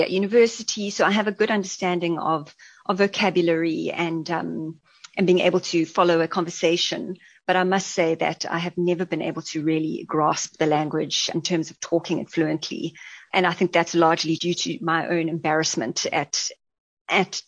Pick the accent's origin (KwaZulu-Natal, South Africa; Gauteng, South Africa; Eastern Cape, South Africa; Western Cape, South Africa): KwaZulu-Natal, South Africa; Durban; also born or lived in Hluhluwe, South Africa; growing up in KwaZulu-Natal, and I was born in Hlulhlwe, a small town in Zululand, where my parents were living